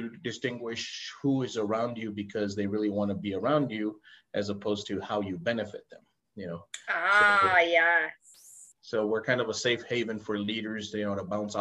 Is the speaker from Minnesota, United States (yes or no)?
no; El Paso, Texas, United States; I was born and raised in El Paso, Texas, which borders Ciudad Juarez, Mexico